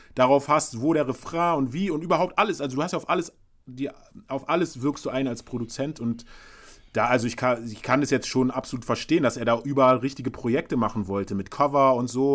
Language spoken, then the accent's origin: German; Berlin, Germany; als Berliner Hustler